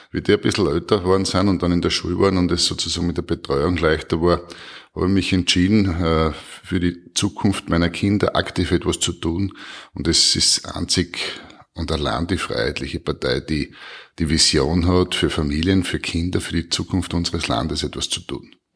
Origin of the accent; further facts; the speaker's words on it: Styria, Austria; Ja, erstens einmal natürlich in meiner Heimatregion im Murtal.